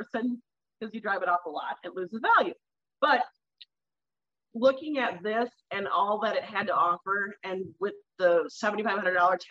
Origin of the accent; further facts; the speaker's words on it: Sleepy Eye, Minnesota, United States; I'm from Sleepy Eye, Minnesota